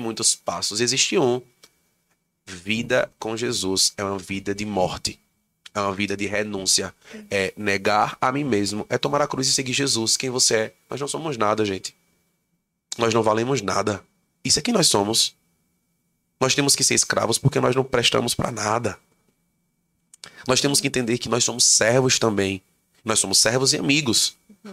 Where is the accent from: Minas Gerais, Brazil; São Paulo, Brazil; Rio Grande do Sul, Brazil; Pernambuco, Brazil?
Pernambuco, Brazil; Santa Cruz do Capibaribe; moved away as an adult; now in Caruaru, Brazil; eu sou daqui de Santa Cruz do Capibaribe